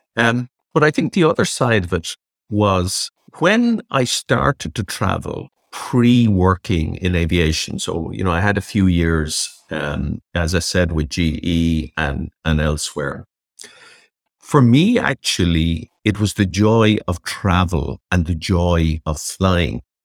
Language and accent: English; Dublin, Leinster, Ireland; I grew up in Dundrum in County Dublin.